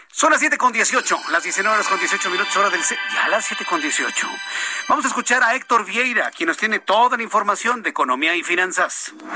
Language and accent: Spanish; Mexico; esta sociedad mexicana